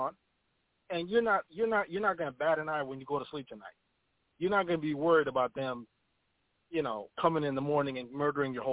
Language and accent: English; United States; my family immigrated here when I was very young. I grew up in America